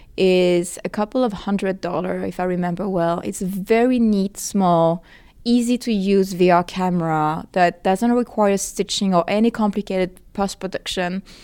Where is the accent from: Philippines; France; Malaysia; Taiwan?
France; English is a second language; now in Los Angeles, United States; so I'm from France originally, in case you haven't noticed my accent, and I live now in Los Angeles